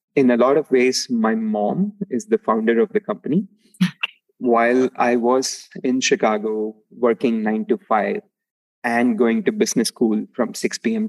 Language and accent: English; Palani, Tamil Nadu, India; moved away; I grew up in uh, a small town called Palani in uh, Tamil Nadu, which is south of India